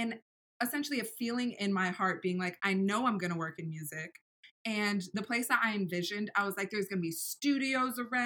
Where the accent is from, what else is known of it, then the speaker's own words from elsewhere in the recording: Scarborough, Maine, United States; moved away as an adult; now in Los Angeles, United States; I was born and raised in Scarborough, Maine, which not a lot of people are familiar with Scarborough, but it's right outside of Portland